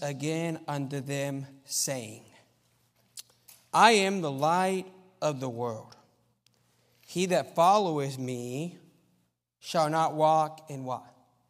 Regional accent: Argentina; You know, so I grew up in Argentina as a missionary kid, and that has some advantages because you learn the language at a younger age.

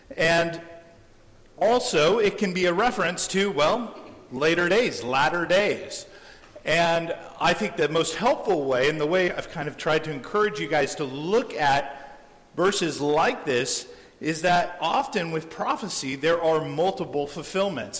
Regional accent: San Diego, California, United States; Growing up in San Diego

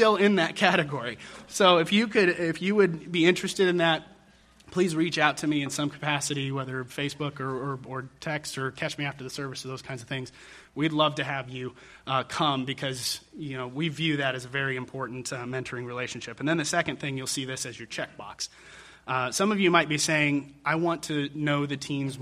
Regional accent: Denver, Colorado, United States; my youth group experience growing up in Denver, Colorado

